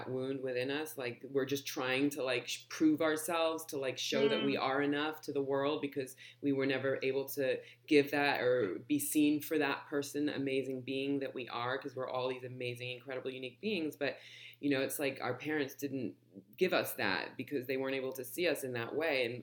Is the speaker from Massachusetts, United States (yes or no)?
no; Los Angeles, California, United States; also born or lived in London; moved to LA when I was just a baby